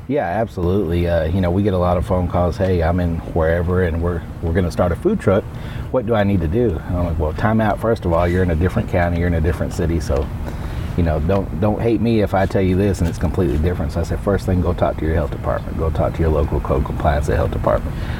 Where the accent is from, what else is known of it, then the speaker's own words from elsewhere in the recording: Austin, Texas, United States; I was originally from West Texas and then grew up in Austin